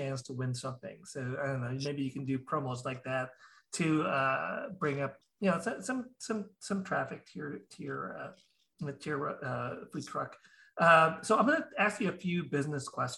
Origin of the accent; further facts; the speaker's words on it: Philippines; us Filipinos